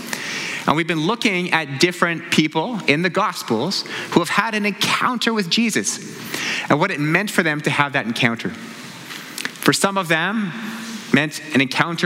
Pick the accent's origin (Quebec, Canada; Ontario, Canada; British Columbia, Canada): British Columbia, Canada; New Westminster; I grew up in New Westminster, about a 30-minute drive from here, one of the suburbs of Vancouver.